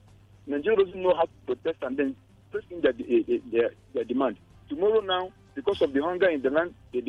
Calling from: Senegal; I'm telling you from Senegal

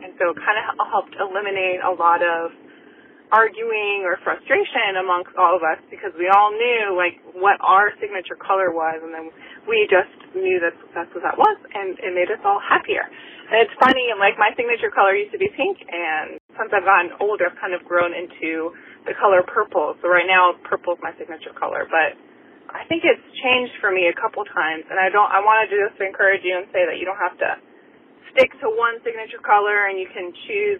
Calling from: Chesapeake, Virginia, United States; I'm calling from Chesapeake, Virginia.

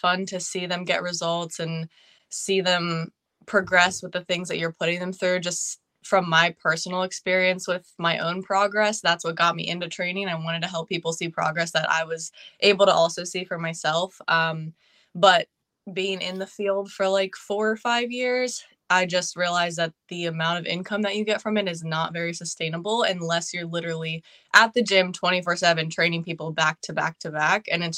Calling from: Pennsylvania, United States; I am from Pennsylvania.

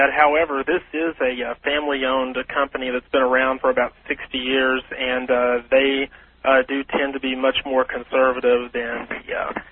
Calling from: Longview, Texas, United States; I'm calling from Longview, Texas.

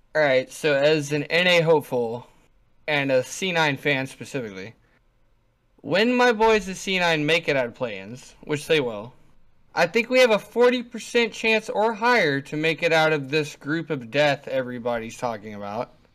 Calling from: North Vernon, Indiana, United States; I'm calling from North Vernon, Indiana.

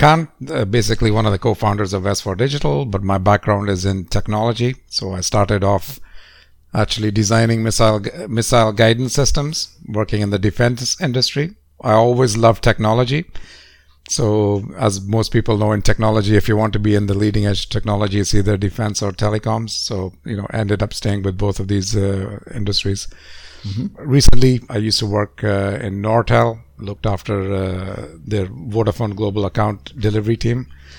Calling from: Lisbon, Portugal; I'm based in Lisbon in Portugal, so on a cloudy day this morning.

